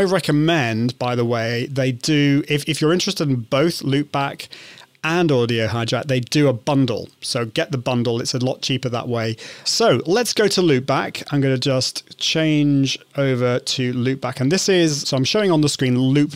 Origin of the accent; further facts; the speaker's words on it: United Kingdom; I'm British, so I call it route